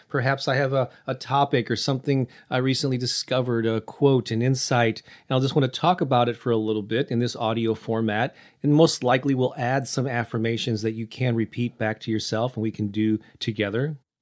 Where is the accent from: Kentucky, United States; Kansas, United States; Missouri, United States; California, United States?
Missouri, United States; St. Louis; my hometown of Saint Louis